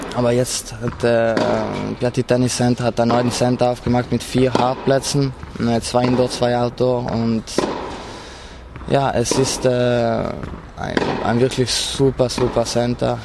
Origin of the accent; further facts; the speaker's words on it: South Tyrol, Trentino-Alto Adige, Italy; bei uns in Südtirol wird noch relativ viel Ski gefahren